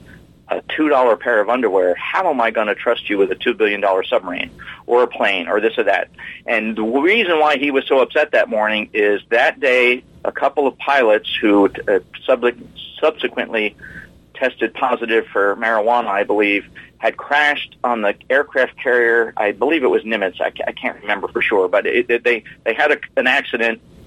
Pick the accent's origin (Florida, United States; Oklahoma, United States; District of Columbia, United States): Florida, United States; New Smyrna Beach; I was from New Smyrna Beach, just below Daytona